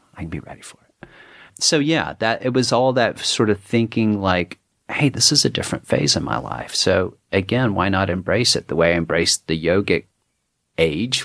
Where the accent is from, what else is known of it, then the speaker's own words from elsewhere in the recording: Dallas, Texas, United States; moved away as an adult; also born or lived in Woodstock, New York; being a Texan